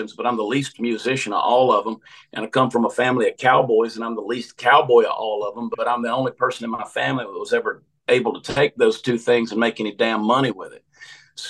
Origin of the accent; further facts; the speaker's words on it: Augusta, Georgia, United States; moved away; I grew up in Augusta, Georgia